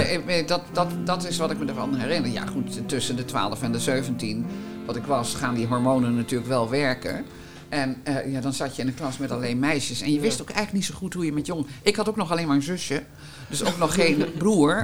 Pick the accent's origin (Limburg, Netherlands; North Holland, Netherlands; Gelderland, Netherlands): Gelderland, Netherlands; Hengelo; moved away; also born or lived in Almere; ik ben opgegroeid in de Achterhoek, in eh, Hengelo-Gelderland